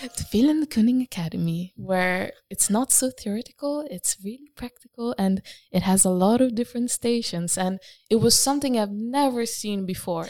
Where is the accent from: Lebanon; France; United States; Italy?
Italy; moved away as an adult; now in Rotterdam, Netherlands; I am from Italy